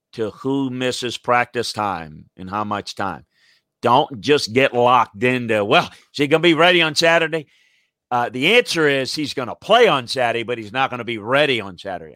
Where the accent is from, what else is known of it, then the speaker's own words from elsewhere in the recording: South Louisiana, United States; I grew up in the Deep South, went to school at L S U, coached at L S U, and grew up in South Louisiana